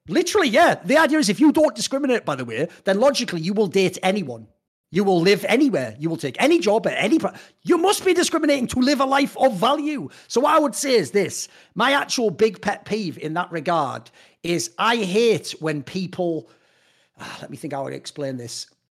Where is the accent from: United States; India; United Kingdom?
United Kingdom; a Brit and an outsider who isn't from America